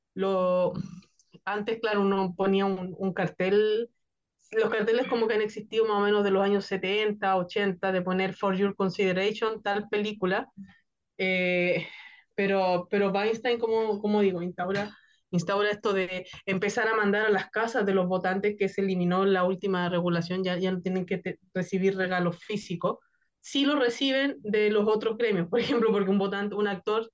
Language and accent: Spanish; Chile; yo que soy de Chile